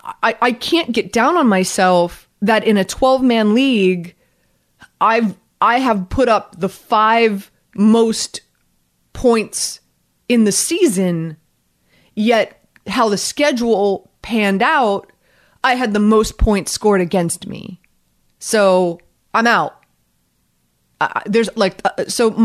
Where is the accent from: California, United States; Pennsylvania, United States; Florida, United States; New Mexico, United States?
Florida, United States; Miami; moved away; also born or lived in North Jersey; I'm from Miami.